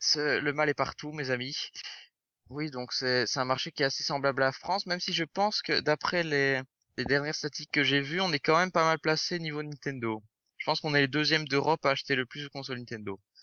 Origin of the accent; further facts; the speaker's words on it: Belgium; accent: Belgian; also born or lived in Brussels; j'habite en Belgique, vous l'aurez peut-être remarqué à mon accent, je ne sais pas. Oh, plus, précisément à Bruxelles